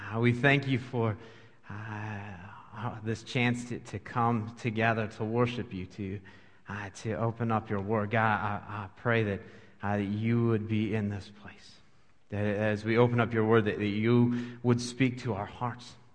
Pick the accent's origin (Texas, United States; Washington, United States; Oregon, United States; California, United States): Washington, United States; moved away as an adult; now in Dubuque, United States; I grew up in Washington State, uh, came here to go to college